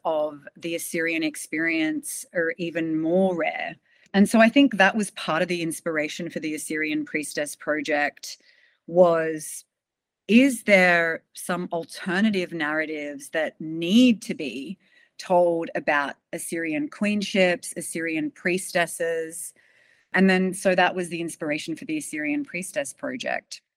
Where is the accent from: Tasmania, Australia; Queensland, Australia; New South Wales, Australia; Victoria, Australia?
New South Wales, Australia; Sydney; I was born in Sydney. I've sort of lived here most of my life, actually.